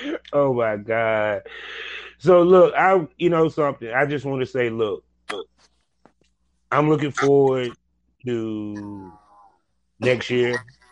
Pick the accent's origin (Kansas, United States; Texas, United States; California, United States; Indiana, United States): California, United States; Durham; Yeah, I'm actually from Cali. I'm from California. Yes, I am.